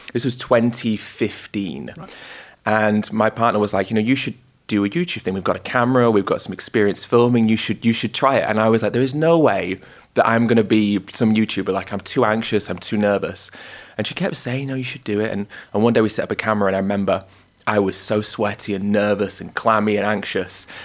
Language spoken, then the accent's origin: English; York, Yorkshire and the Humber, United Kingdom; moved away as an adult; now in London, United Kingdom; I was born in York, um, lived there for 18 years